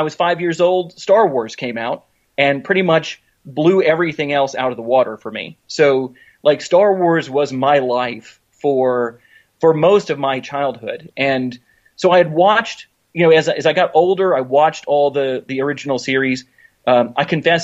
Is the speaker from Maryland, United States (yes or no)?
no; Knoxville, Tennessee, United States; my hometown of Knoxville, Tennessee